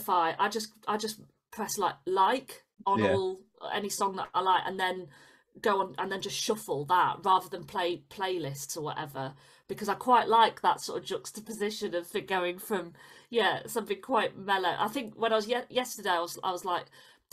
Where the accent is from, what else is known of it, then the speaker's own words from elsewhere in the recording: Leeds, Yorkshire and the Humber, United Kingdom; Leeds City Varieties, which is like my hometown one. Yeah. That's where I used to go and watch the pantomime every Christmas.